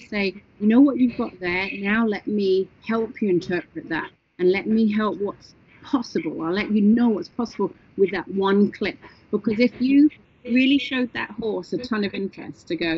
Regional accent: England, United Kingdom; moved away; I'm English

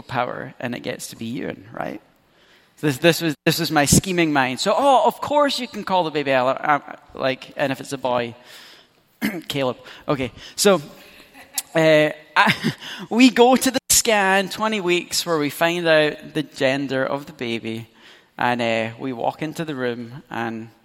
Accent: Scotland, United Kingdom; As a Scot

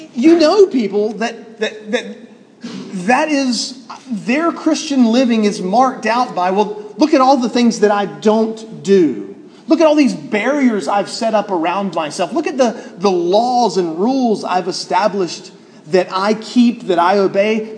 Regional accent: Alabama, United States

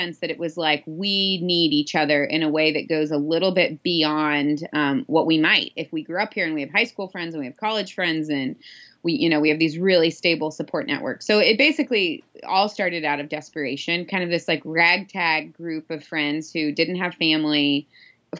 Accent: Midwest, United States; moved away; Growing up in the Midwest, where we drove 30 minutes everywhere

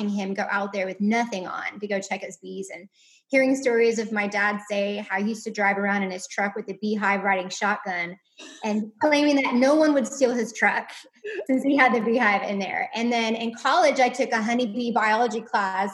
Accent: Victoria, Texas, United States; moved away as an adult; now in Lexington, United States; I'm from Victoria, Texas. And I moved here, goodness, 2016

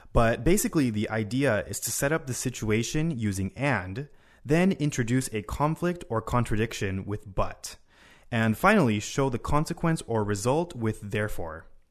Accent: Honolulu, Hawaii, United States; now in Japan; I'm 25 years old, and I'm from Honolulu, Hawaii.

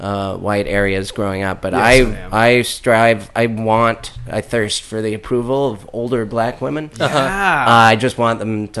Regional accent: Montana, United States; born or raised there

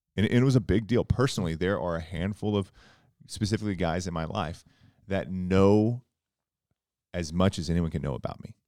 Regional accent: South Central Oklahoma, United States; I grew up in a small town in Oklahoma, South Central Oklahoma

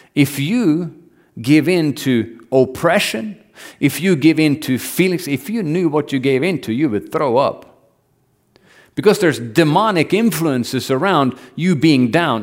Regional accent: Norway; I grew up in Norway

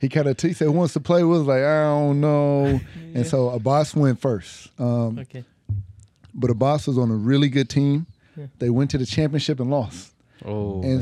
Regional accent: Pomona, California, United States; also born or lived in Los Angeles, California; I was born in Los Angeles, California, but raised in Pomona, California in the 80s and 90s

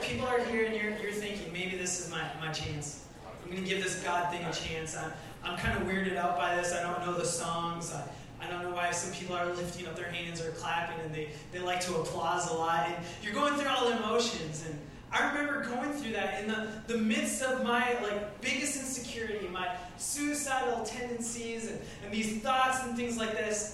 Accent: Coon Rapids, Minnesota, United States; I was born and raised in Coon Rapids, Minnesota.

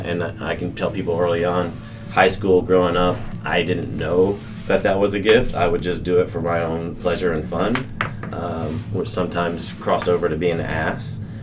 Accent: Colleyville, Texas, United States; I grew up in Colleyville

